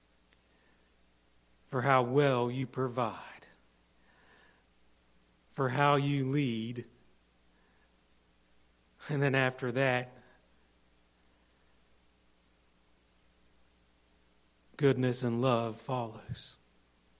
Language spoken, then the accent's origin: English; Morgantown, West Virginia, United States; moved away; in my hometown this week, I walked around a lot of dirty streets in Morgantown